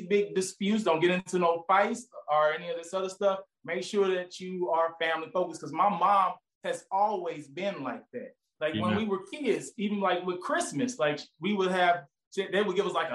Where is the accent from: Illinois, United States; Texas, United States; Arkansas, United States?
Arkansas, United States; moved away; also born or lived in St. Louis; because I'm originally from Arkansas. My parents, we're all from Arkansas.